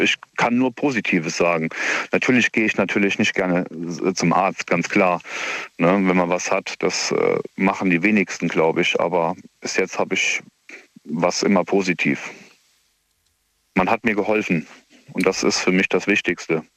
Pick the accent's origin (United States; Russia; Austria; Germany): Germany; near Koblenz, Rhineland-Palatinate; ich komme ja aus der Nähe von Koblenz